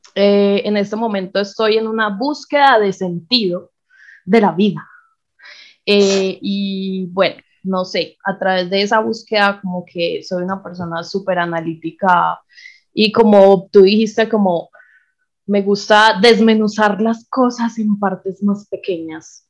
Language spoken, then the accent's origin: Spanish; Paisa, Antioquia, Colombia; first language Spanish; also born or lived in Bogotá; Yo soy una mujer paisa de 27 años.